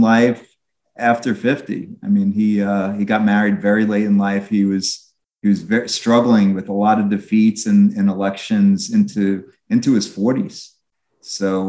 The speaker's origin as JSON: {"language": "English", "area": "Long Island", "region": "New York", "country": "United States", "tie": "born or raised there", "said": "I grew up on Long Island"}